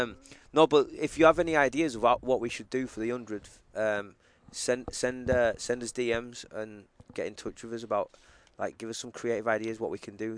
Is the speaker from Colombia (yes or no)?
no; England, United Kingdom; now in United States; growing up in England